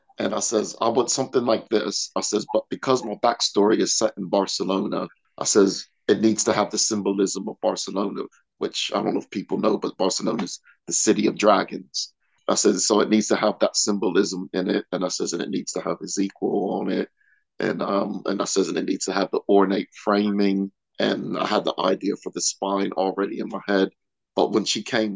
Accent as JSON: {"language": "English", "town": "York", "region": "Pennsylvania", "country": "United States", "tie": "born or raised there", "also_born_or_lived": "Pittsburgh, Pennsylvania / Nottingham / Manchester", "moved": "as an adult", "lives_now": "Peterborough, United Kingdom", "said": "I was born in Pittsburgh, Pennsylvania. I was raised in York, Pennsylvania."}